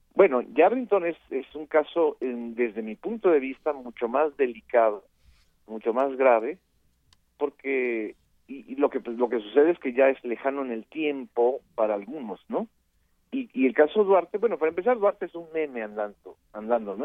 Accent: Mexico; como periodista y como mexicano

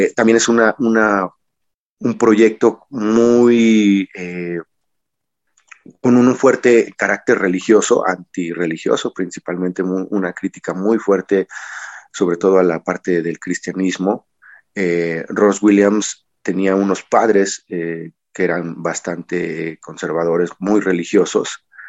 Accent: Mexico

